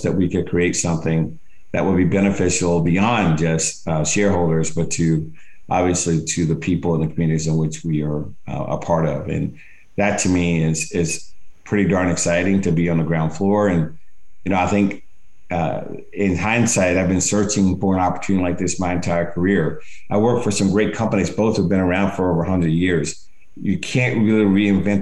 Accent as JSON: {"language": "English", "region": "Alabama", "country": "United States", "tie": "born or raised there", "moved": "yes", "said": "I grew up in Alabama"}